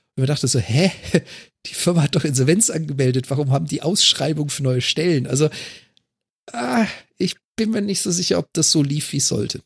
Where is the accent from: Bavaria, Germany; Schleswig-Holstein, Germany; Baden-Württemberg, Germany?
Baden-Württemberg, Germany; Freiburg; moved away; ich komme ja gebürtig aus Freiburg